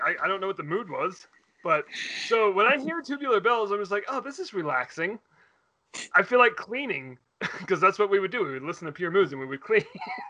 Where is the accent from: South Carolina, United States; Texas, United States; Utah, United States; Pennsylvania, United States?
Utah, United States; moved away; Growing up in Utah, in conservative Utah